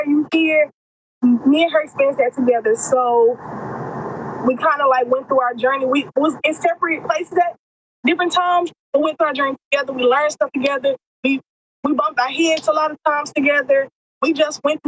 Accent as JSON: {"language": "English", "region": "Texas", "country": "United States", "also_born_or_lived": "Atlanta, Georgia", "said": "I'm from Texas, so all my entire family's in Texas, and I'm incarcerated in Georgia."}